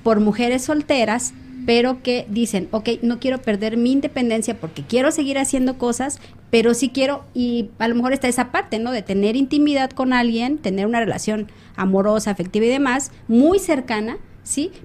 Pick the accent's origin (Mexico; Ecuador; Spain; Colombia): Mexico; Mexico City; now in Xalapa, Mexico; soy de aquí de Jalapa, nací en Ciudad de México y ya después yo me vine aquí a vivir